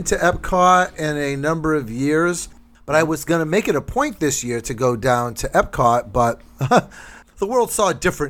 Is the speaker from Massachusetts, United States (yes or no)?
yes; New Bedford, Massachusetts, United States; I'm from New Bedford.